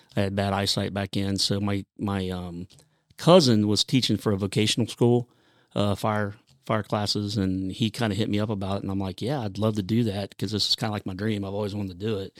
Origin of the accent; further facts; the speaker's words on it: Grove City, Ohio, United States; I grew up in Grove City, Ohio